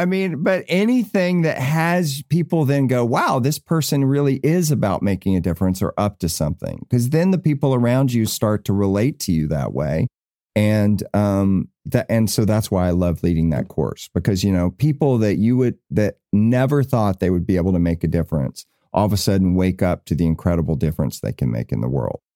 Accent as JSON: {"language": "English", "region": "the South", "country": "United States", "moved": "yes", "said": "I came from the South"}